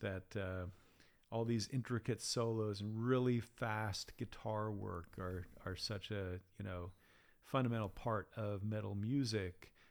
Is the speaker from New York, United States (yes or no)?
no; Acton, Massachusetts, United States; moved away as an adult; also born or lived in Sydney, Australia; now in Kunshan, China; I grew up in a town called Acton, which is right next to Concord